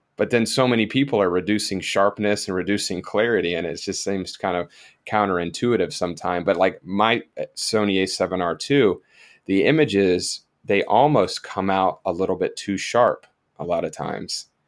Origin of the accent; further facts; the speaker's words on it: South Florida, United States; also born or lived in Georgia; I'm originally from South Florida as well